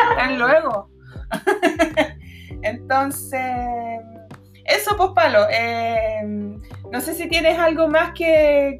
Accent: Valparaíso, Chile; somos de Valpo

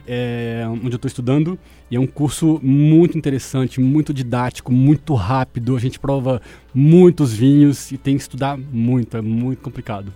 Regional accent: Belo Horizonte, Minas Gerais, Brazil; moved away as an adult; also born or lived in Chile / United Kingdom / São Paulo; Eu sou de Belo Horizonte, morei um tempo fora. Na verdade, tem 10 anos que eu saí de Belo Horizonte e voltei recentemente por causa da pandemia.

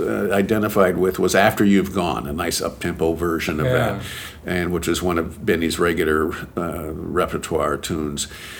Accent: near Evansville, Indiana, United States; I'm from Indiana.

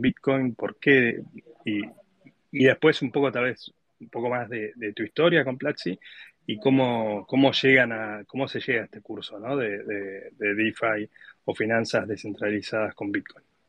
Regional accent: Argentina; Yo, yo como argentino

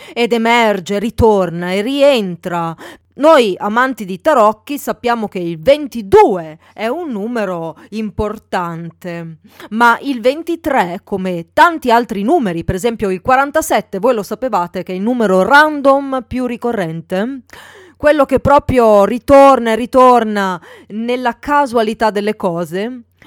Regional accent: Milan, Lombardy, Italy; Io sono milanese di Milano

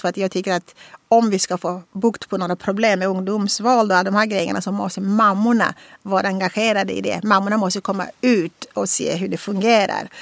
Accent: Angola; Swedish is a second language; moved away as an adult; now in Sweden; komma från Angola

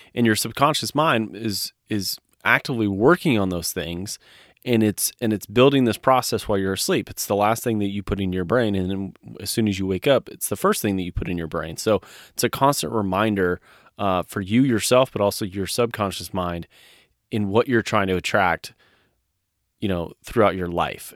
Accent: California, United States; born or raised there; moved away as an adult

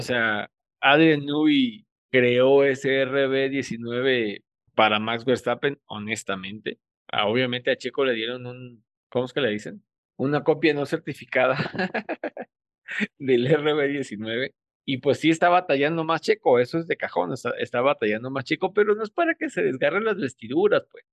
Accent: Mexico; Soy mexicano

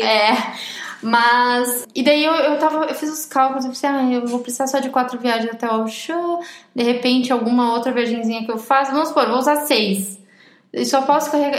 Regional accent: Brazil; accent: Brazilian; moved away as an adult; now in Portugal; o meu sotaque é brasileiro? Elas veem que eu sou brasileira

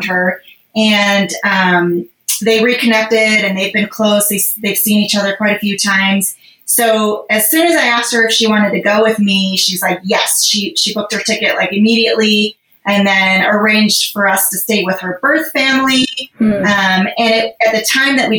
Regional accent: Saint Paul, Minnesota, United States; moved away as an adult; also born or lived in Seoul, South Korea; now in Windsor, United States; I currently live in Windsor, Colorado. It's just in northern Colorado, right by the Fort Collins area. We moved here about 5 years ago. I grew up in St. Paul. I was adopted from Korea in 74. At about 21 months.

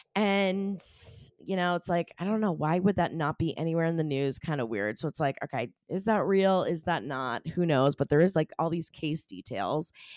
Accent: Maine, United States; I'm from Maine. I was living in Maine at the time

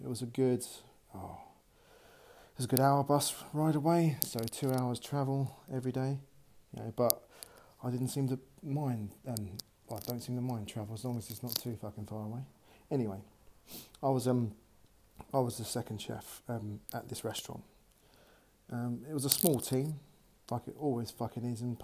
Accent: Mitcham, London, United Kingdom; moved away as an adult; now in Bournemouth, United Kingdom; I'm originally from Southwest London. From a glorious town called Mitcham.

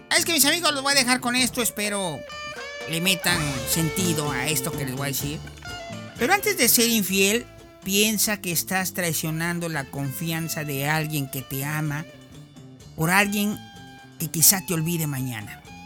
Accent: Mexico; Así somos los mexicanos

